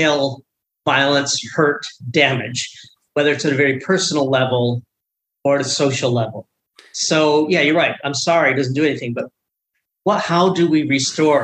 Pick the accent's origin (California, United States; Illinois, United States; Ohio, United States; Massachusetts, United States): Illinois, United States; Rockford; now in Philadelphia, United States; I was just back in my hometown of Rockford, Illinois